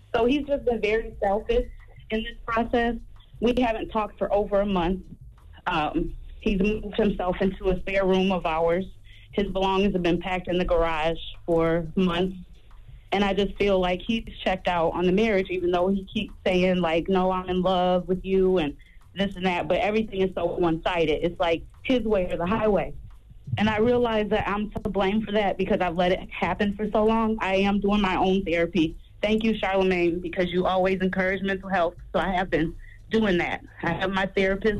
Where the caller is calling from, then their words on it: Minnesota, United States; I'm calling from Minnesota